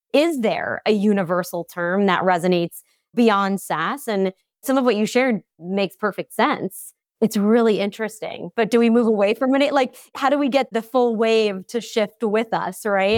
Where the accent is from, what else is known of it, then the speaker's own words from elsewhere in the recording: Long Island, New York, United States; I'm also from Long Island, New York